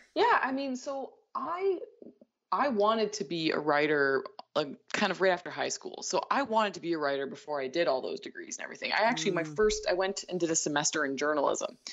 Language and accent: English; Canada; I'm Canadian